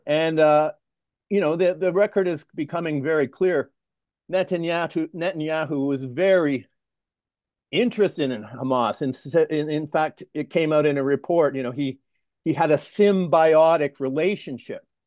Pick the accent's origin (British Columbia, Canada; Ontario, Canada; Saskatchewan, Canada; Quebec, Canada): Ontario, Canada; Toronto; moved away; also born or lived in Sudbury, Ontario / Lethbridge, Alberta; I'm a Canadian. I, uh, grew up in Toronto.